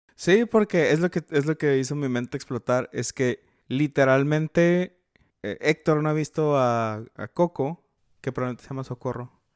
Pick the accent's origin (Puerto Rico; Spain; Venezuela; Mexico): Mexico; northern Mexico; nosotros somos norteños